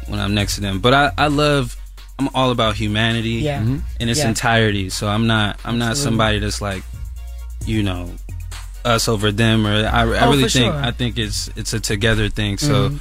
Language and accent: English; Lithonia, Georgia, United States; I grew up in Lithonia, Georgia. I used to have two pairs of sneakers.